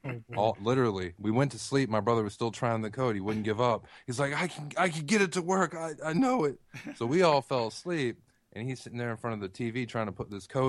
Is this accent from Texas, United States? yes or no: yes; Texas, United States; now in Tennessee, United States; I live in Tennessee now, but I grew up in Texas